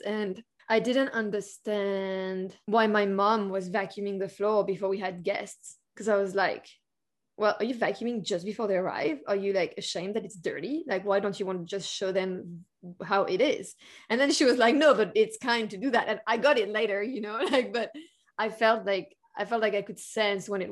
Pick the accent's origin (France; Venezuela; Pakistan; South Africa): France; I was born in France